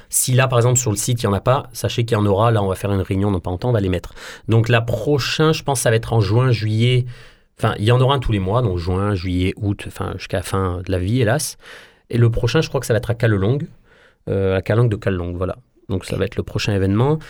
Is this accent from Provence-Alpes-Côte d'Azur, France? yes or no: yes; Marseille, Provence-Alpes-Côte d'Azur, France; on est des Marseillais, et puis on, défend euh, l'amour qu'on a pour notre ville.